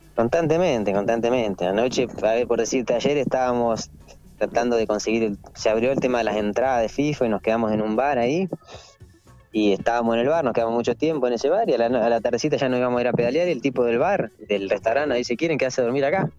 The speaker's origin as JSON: {"language": "Spanish", "country": "Argentina", "said": "nosotros tenemos pasaporte italiano, como, muchos argentinos, eh, por esta cuestión de nuestros abuelos"}